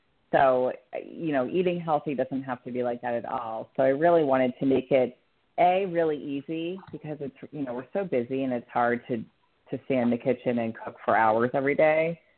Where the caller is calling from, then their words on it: Florida, United States; Florida, yeah. Down in the East Coast.